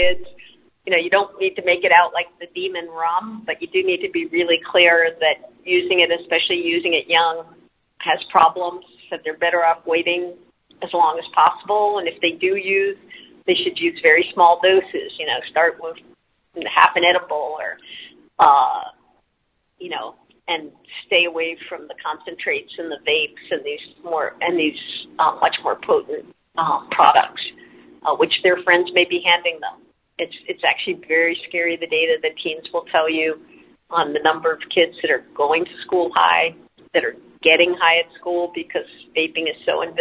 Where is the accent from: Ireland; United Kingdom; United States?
United States; New York; moved away; I'm from New York originally.